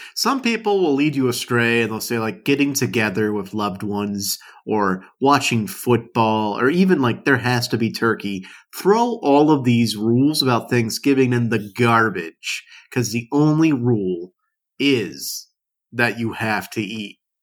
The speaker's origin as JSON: {"language": "English", "region": "South Louisiana", "country": "United States", "tie": "born or raised there", "said": "I grew up in South Louisiana"}